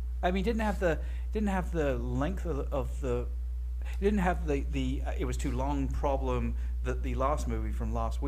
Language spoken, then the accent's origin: English; London, United Kingdom; accent: British; They're making fun of me and my British accent, and the way I say water.